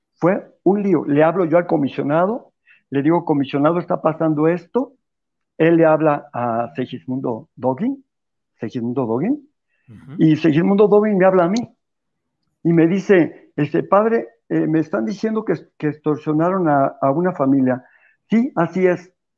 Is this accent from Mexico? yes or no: yes; Mexico; no somos gente de Biblia los católicos de México